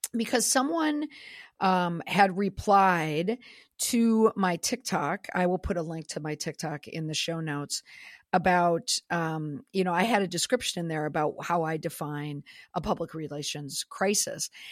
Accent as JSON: {"language": "English", "region": "Minnesota", "country": "United States", "said": "I'm a hockey mom, and I am from Minnesota"}